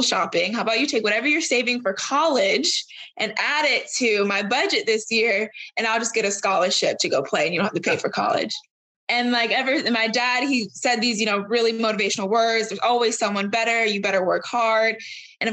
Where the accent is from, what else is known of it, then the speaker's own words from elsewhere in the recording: Florida, United States; I'm from Florida